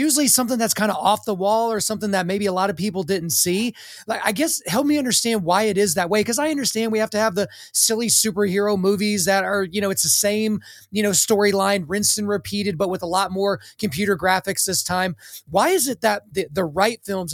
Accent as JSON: {"language": "English", "region": "Oklahoma", "country": "United States", "tie": "born or raised there", "said": "my home state of Oklahoma"}